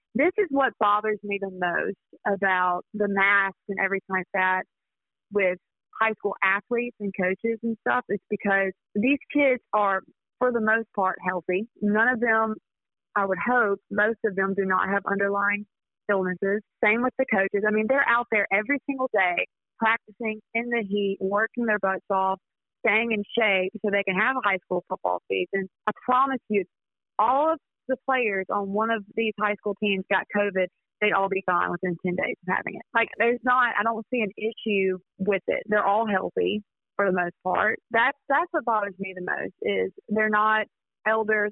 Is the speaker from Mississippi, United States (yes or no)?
yes; Pine Belt, Mississippi, United States; I'm very proud to be from here, and especially the Pine Belt. You know, when I was a freshman in high school, we had a giant EF4 tornado